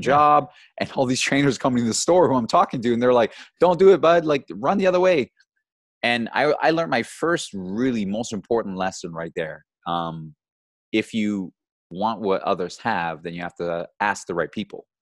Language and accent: English; Georgetown, Ontario, Canada; also born or lived in Brampton; I grew up in Georgetown. You know, Georgetown's a small little town here in Ontario.